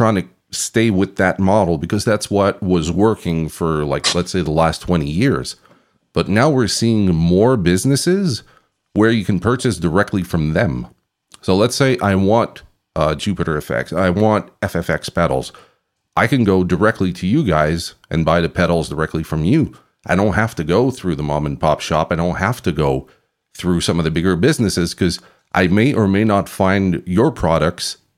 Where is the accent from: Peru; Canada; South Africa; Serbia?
Canada; I'm from Canada